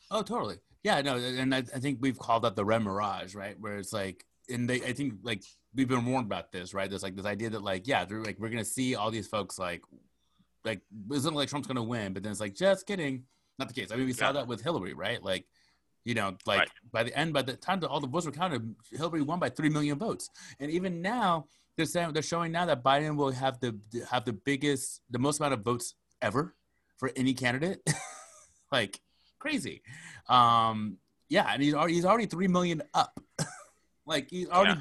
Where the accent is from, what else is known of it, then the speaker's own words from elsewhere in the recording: Arizona, United States; Arizona for him, which is you know my home state